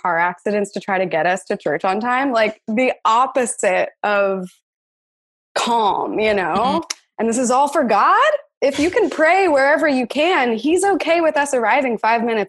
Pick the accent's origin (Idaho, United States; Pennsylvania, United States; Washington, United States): Pennsylvania, United States; I grew up in Republican Pennsylvania